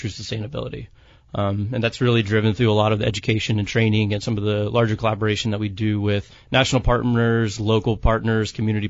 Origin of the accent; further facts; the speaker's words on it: Savannah, Georgia, United States; now in San Diego, United States; I'm actually from the South, from Savannah, Georgia